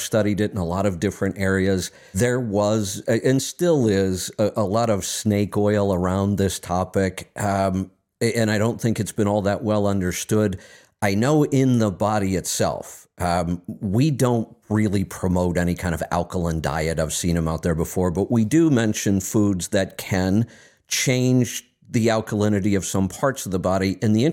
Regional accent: Streetsboro, Ohio, United States; moved away; I grew up in Streetsboro.

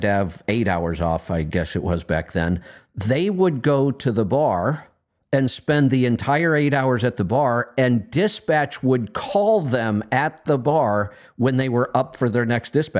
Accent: Streetsboro, Ohio, United States; I grew up in Streetsboro, Ohio, exit 13 on the Ohio Turnpike back then.

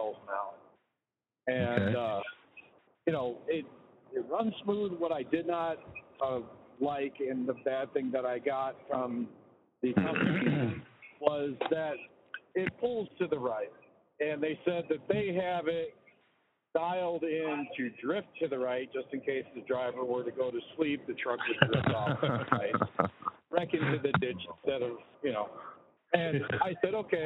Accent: Tennessee, United States

